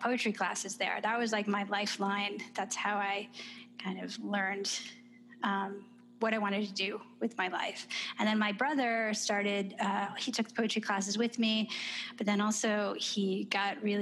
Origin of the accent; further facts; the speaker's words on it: Detroit, Michigan, United States; moved away as an adult; also born or lived in New York City / Lincoln Park, Michigan; now in Charlottesville, United States; I grew up in Detroit in Michigan